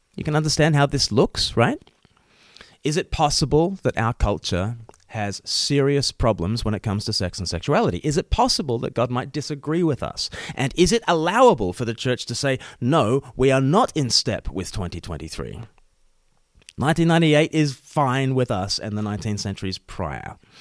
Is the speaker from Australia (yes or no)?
yes; Australia; moved away; I myself am an ordained minister in the Church of England, but I'm Australian